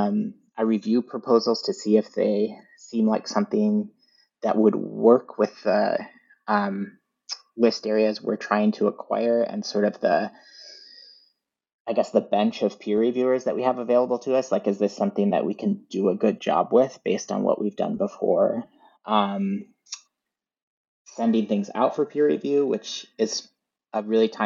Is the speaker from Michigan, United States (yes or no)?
yes; Northern Michigan, United States; I grew up in Northern Michigan, so we didn't really have a bookstore in our town so much.